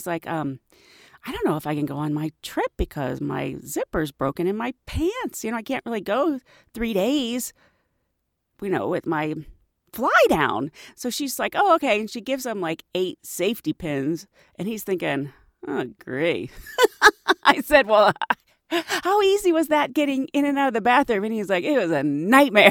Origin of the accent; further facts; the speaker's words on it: Pittsburgh, Pennsylvania, United States; the amusement park where I grew up in Pittsburgh is Kennywood